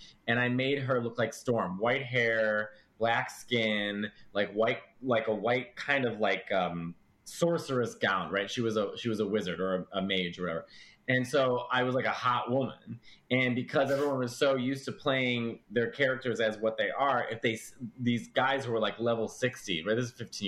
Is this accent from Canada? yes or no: no; Chicago, Illinois, United States; growing up in Chicago